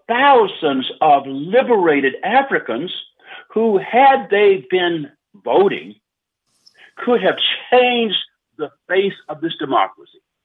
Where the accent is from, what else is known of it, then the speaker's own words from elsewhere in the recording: the South, United States; I'm from the South, born in the South, raised in the South